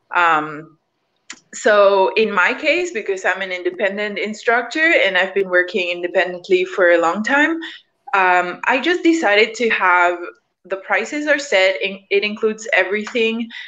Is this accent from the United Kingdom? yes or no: no; Mexico; I'm from Mexico, so we have a culture of tipping